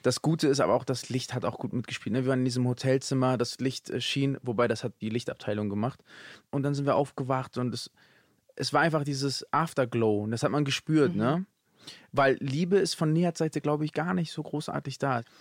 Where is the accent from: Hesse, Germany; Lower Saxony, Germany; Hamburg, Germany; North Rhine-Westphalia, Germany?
Hamburg, Germany; Ich bin ja Hamburger